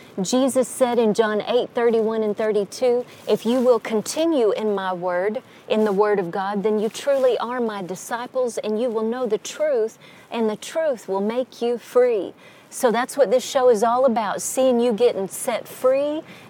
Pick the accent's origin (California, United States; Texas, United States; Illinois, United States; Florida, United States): Texas, United States; we're from Texas. So Texas, you know, you pay more for land in Texas that has trees.